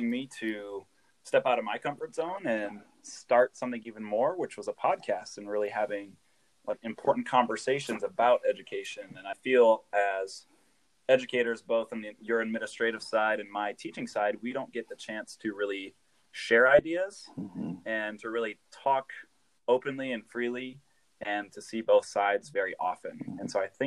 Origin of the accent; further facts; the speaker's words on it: Des Moines, Iowa, United States; I'm from the Des Moines area